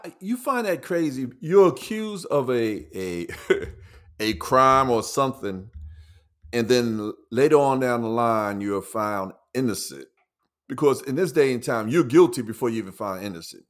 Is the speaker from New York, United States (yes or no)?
yes; New York City, New York, United States; where we grew up in Lafayette Gardens